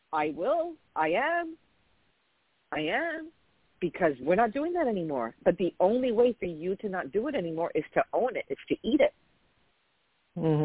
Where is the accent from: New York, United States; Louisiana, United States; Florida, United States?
New York, United States; I'm a chick from New York.